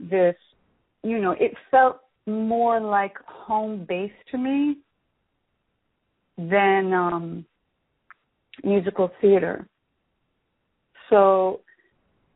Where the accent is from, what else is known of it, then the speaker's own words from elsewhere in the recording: Sacramento, California, United States; moved away as an adult; also born or lived in Fairfield, California / San Francisco, California; now in New York City, United States; I was born and raised in Fairfield, California. I was born there. I wasn't really raised there. So that's Northern California. I'm from Northern California originally. And spent my young years in Sacramento